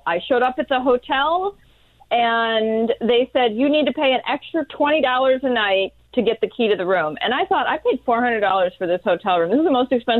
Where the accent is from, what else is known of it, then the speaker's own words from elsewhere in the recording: Washington, District of Columbia, United States; So I'm a lawyer. I'm from Washington, D.C.